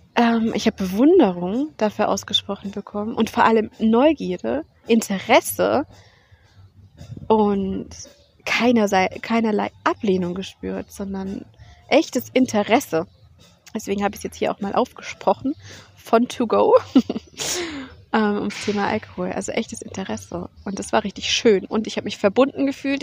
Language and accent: German; Germany; ich bin in Deutschland aufgewachsen